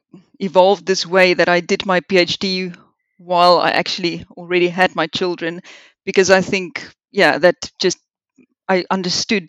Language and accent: English; South Africa; moved away as an adult; also born or lived in Liverpool, United Kingdom / Swansea, United Kingdom; now in United Kingdom; I grew up in South Africa